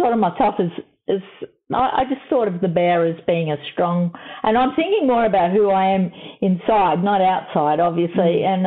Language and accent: English; Melbourne, Victoria, Australia; I grew up in Melbourne, and I was adopted